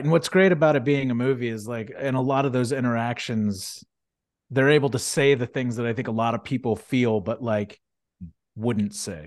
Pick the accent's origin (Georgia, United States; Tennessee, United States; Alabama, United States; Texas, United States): Texas, United States; Houston; also born or lived in Sugar Land, Texas; Filmed in Houston, Texas. Shout out to my hometown